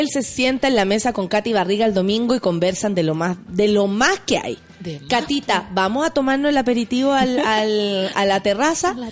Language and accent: Spanish; Peñalolén, Santiago Metropolitan Region, Chile; Yo soy oriundo de Peñalolén.